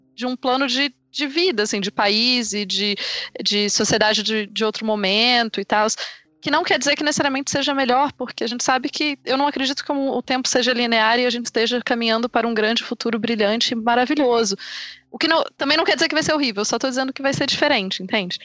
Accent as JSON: {"language": "Portuguese", "country": "Brazil", "said": "eu me entendo como brasileira"}